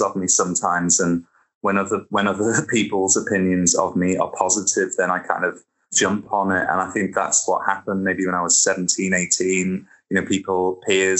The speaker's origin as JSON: {"language": "English", "town": "Liverpool", "region": "North West England", "country": "United Kingdom", "tie": "born or raised there", "said": "growing up in Liverpool, kind of probably about 150 yards from Strawberry Fields in Walton."}